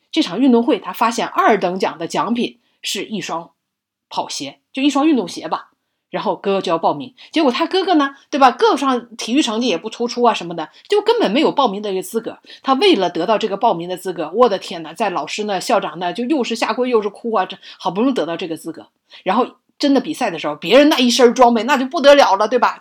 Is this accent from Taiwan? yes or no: no; northern China, China; 我作为北方人，我真感觉叹为观止